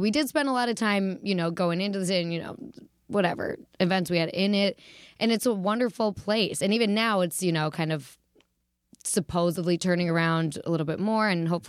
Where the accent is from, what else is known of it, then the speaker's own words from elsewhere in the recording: Detroit, Michigan, United States; accent: Midwest; also born or lived in Pittsburgh; Yeah, I was born in Pittsburgh, and then I finished college in Pittsburgh and started comedy there. So it definitely, you know, holds something. And my family lives there now. But where I got this really lovely dialect was the Midwest in Metro Detroit.